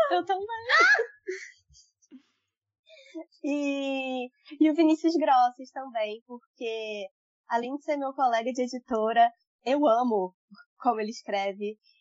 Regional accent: Niterói, Rio de Janeiro, Brazil; now in São Gonçalo, Brazil; Eu nasci em Niterói, hoje em dia eu moro em São Gonçalo.

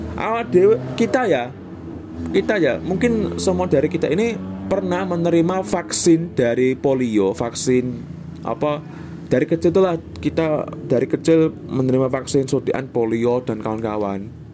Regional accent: Java, Indonesia; accent: Javanese; first language Javanese; Indonesian is a second language; lidahku sebagai orang Jawa itu kayak kurang terbiasa

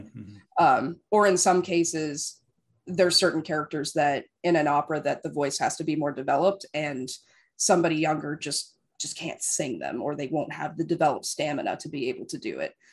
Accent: Las Vegas, Nevada, United States; now in West Coast, United States; I grew up in Las Vegas

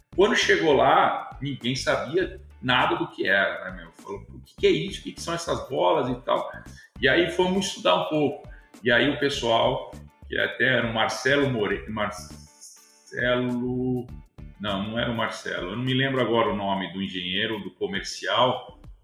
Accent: Rio Claro, São Paulo, Brazil; also born or lived in Bauru; Eu sou do interior de São Paulo, né? Nascido no interior, na cidade de Bauru. Vivi toda a minha, minha infância e minha vida até a faculdade é, em Rio Claro

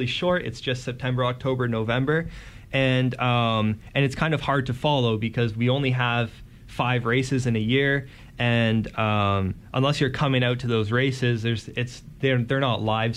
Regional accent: Guelph, Ontario, Canada; I'm from Guelph, and the commute to Hamilton is quite a bit

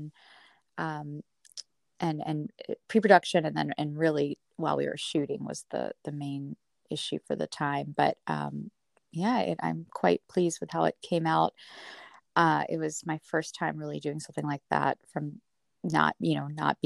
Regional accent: Myrtle Beach, South Carolina, United States; also born or lived in Boston; now in Los Angeles, United States; I was born in Boston, and I grew up in Myrtle Beach, South Carolina, which you and I have in common

